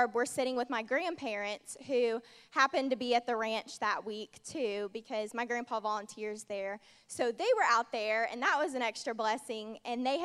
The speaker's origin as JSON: {"language": "English", "region": "Indiana", "country": "United States", "moved": "as an adult", "lives_now": "Georgia, United States", "said": "I'm originally from Indiana"}